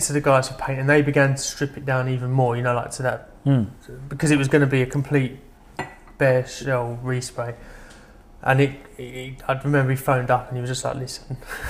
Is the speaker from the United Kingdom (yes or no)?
yes; London, United Kingdom; I lived, growing up in London.